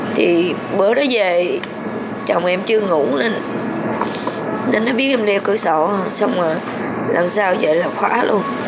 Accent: Phuoc Sang commune, Binh Duong, Vietnam; moved away; em quê quán ở ừ, em nhớ là ở tỉnh bình dương xã Phước Sang

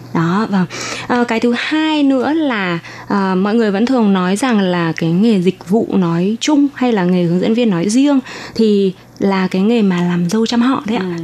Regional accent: Thai Nguyen, Vietnam; moved away as an adult; now in Taiwan; ở bên Việt Nam thì em ở Thái Nguyên

